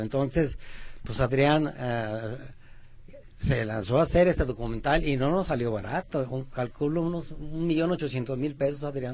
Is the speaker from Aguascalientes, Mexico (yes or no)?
yes; Aguascalientes, Mexico; now in Guadalajara, Mexico; Cuando yo tenía cinco o seis años, somos de Aguascalientes